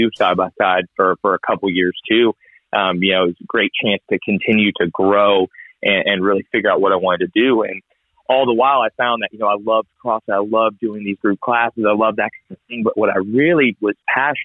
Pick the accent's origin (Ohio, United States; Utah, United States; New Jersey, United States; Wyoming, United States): Ohio, United States; moved away as an adult; also born or lived in Columbia, South Carolina; now in South Carolina, United States; I'm originally from Ohio, but I moved to Carolina, where we met in Columbia, to go to the University of South Carolina for graduate school